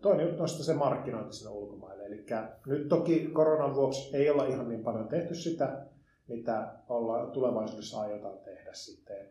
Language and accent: Finnish; Liperi, North Karelia, Finland; also born or lived in Jyväskylä / Helsinki; now in Tampere, Finland; mä oon syntyisin Lipeistä Joensuun läheltä